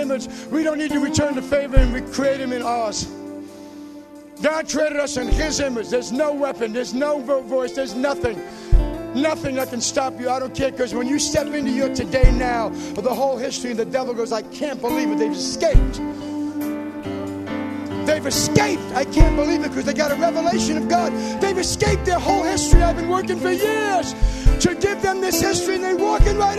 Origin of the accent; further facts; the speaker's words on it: New York, United States; I grew up in New York.